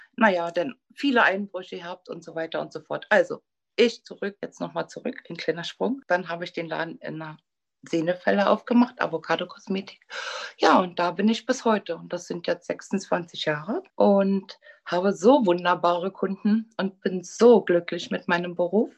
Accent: Berlin, Germany; Ich bin 1959 geboren in Berlin und bin zur Schule gegangen, auch in Pankow

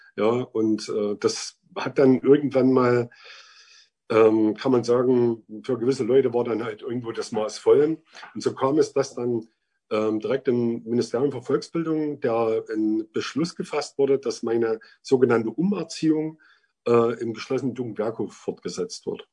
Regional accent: Vogtland, Germany; bin im Vogtland aufgewachsen, wohne auch jetzt wieder im Vogtland

